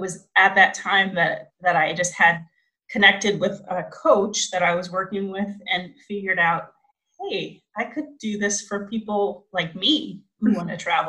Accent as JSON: {"language": "English", "town": "Fremont", "region": "Ohio", "country": "United States", "moved": "yes", "said": "I'm originally from Fremont, Ohio, in the U.S."}